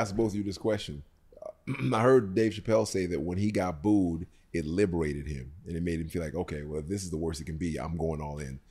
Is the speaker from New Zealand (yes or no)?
no; Jamaica; I'm Jamaican